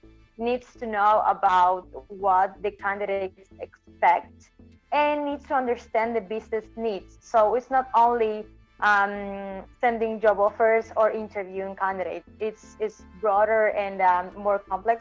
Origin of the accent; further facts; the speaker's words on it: Argentina; also born or lived in New Zealand; I'm from Argentina